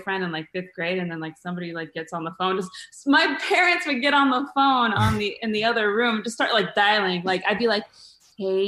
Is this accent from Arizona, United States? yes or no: yes; Mesa, Arizona, United States; now in Los Angeles, United States; started in Arizona, in Mesa, of all places, right? Yeah, Mesa. I started as a Hawthorne Hawk at Hawthorne